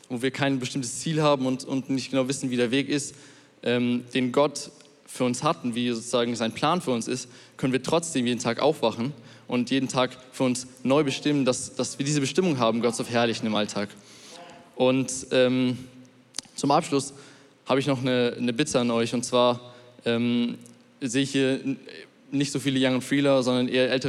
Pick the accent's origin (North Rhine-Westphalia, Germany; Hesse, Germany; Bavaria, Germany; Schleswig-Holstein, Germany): Bavaria, Germany; Munich; ich komme aus München und ähm, ich gehe noch in die Schule.